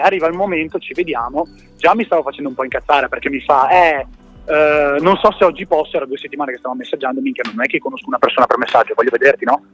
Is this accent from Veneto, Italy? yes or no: yes; Verona, Veneto, Italy; now in Padua, Italy; siamo da Verona. Eh, in questo momento da Padova